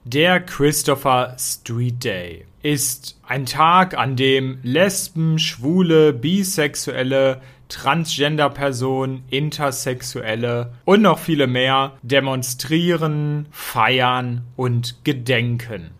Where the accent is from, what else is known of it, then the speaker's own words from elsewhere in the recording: Hanover, Lower Saxony, Germany; in meiner Heimatstadt Hannover